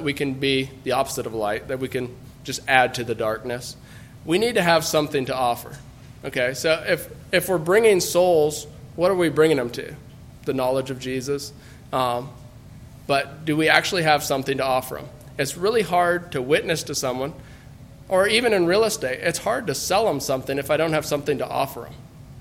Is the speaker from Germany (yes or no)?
no; United States; as American Mennonites